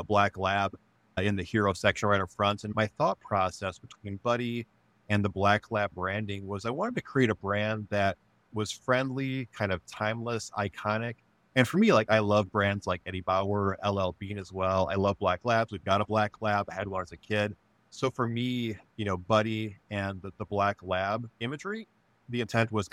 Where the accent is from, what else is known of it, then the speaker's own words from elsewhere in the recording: Monroe, Wisconsin, United States; now in Grand Rapids, United States; I grew up in Wisconsin on a dairy farm in the southern part of the state.